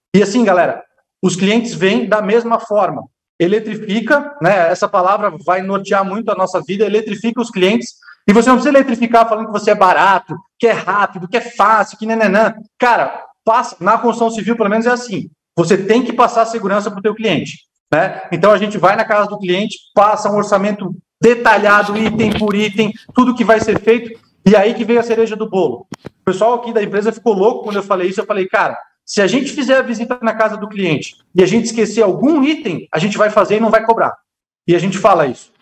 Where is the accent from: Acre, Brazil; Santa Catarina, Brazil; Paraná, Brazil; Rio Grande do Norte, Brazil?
Santa Catarina, Brazil; Blumenau; Eu sou de Blumenau, uma cidade alemã